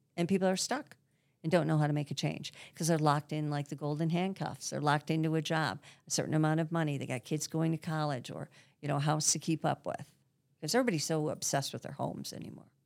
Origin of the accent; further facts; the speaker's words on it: Grosse Pointe, Michigan, United States; I grew up in Grosse Pointe